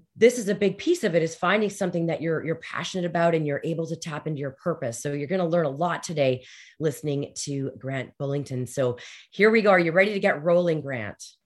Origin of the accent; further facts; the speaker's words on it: Canada; especially being Canadian